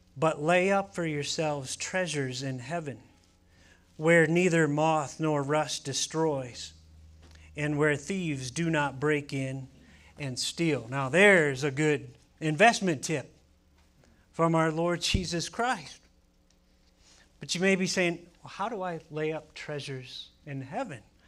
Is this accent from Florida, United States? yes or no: no; Ohio, United States; now in Arizona, United States; we grew up in Ohio